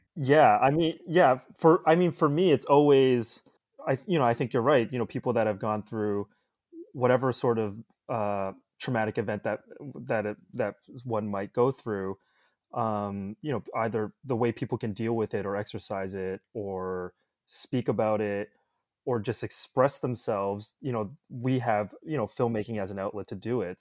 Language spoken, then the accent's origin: English; Toronto, Ontario, Canada; also born or lived in Ottawa; I was born in Ottawa, and I grew up in the suburbs of Toronto